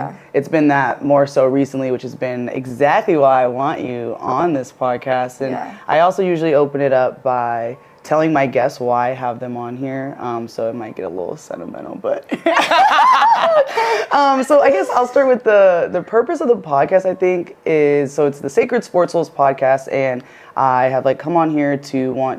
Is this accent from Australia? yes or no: no; Michigan, United States; moved away as an adult; now in Hawaii, United States; I grew up in Michigan, Midwest, through and through. Like, I have family here in Hawaii